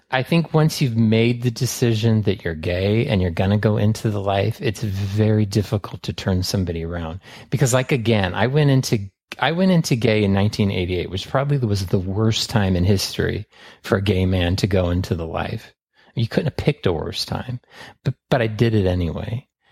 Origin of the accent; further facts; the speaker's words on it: San Francisco, California, United States; I was raised in San Francisco in the seventies